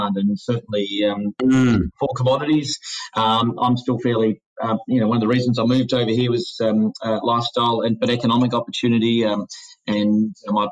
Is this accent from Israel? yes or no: no; Melbourne, Victoria, Australia; moved away as an adult; now in Perth, Australia; I'm from Melbourne, and I moved here 20 years ago